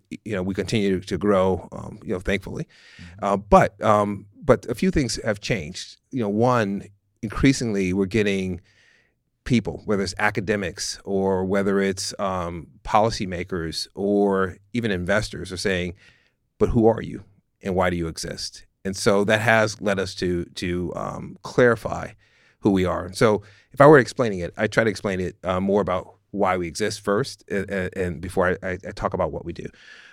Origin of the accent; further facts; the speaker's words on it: San Francisco, California, United States; But I grew up in San Francisco. We grew up in a working class neighborhood that was extraordinarily diverse.